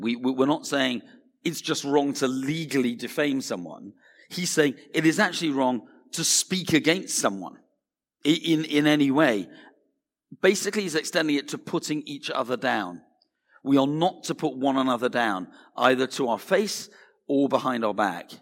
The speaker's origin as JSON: {"language": "English", "country": "United Kingdom"}